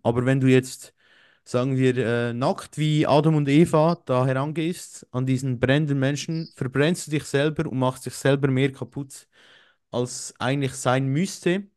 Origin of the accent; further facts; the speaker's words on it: Switzerland; bei uns in der Schweiz